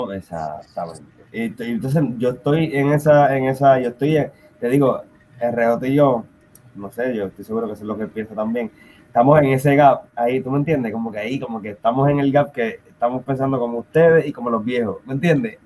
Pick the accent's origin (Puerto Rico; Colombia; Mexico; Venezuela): Puerto Rico; moved away; nosotros somos puertorriqueños